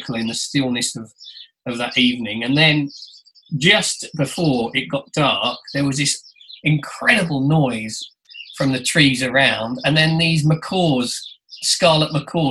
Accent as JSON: {"language": "English", "country": "United Kingdom", "said": "as a Brit"}